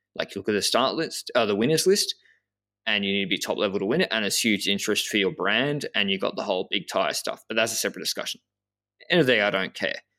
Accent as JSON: {"language": "English", "country": "Australia", "said": "I'm a from Australia"}